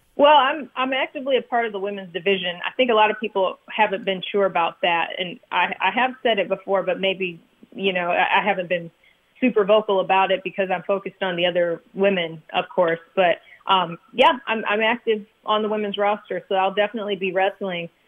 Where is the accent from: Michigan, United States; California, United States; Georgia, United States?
Michigan, United States; moved away as an adult; also born or lived in Miami; I grew up in Michigan